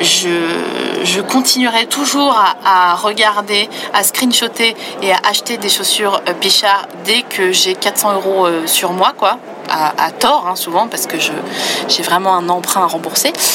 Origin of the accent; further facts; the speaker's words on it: Vosges, Grand Est, France; je viens des Vosges, euh, une partie de ma famille euh, sont des paysans